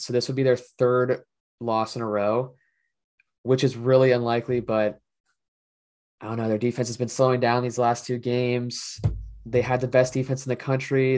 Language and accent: English; Cincinnati, Ohio, United States; my hometown